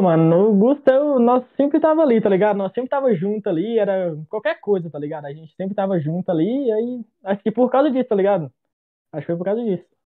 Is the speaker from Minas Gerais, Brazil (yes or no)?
yes; Novo Cruzeiro, Minas Gerais, Brazil; Eu sou de Minas Gerais, mineirinho, tá ligado? Só que eu sou do interior, sou de Novo Cruzeiro.